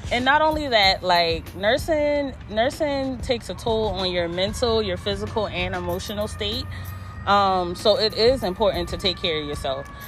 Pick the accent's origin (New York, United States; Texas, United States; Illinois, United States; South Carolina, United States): South Carolina, United States; Charleston; I'm from Charleston, South Carolina